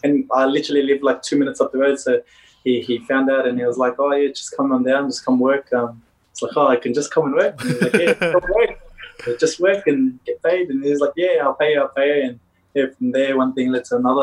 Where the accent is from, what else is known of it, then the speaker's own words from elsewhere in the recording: Sydney, New South Wales, Australia; also born or lived in Leppington; Born and raised in Sydney. I was born in Bankstown Hospital. From there, I've grown up in Bankstown majority of my life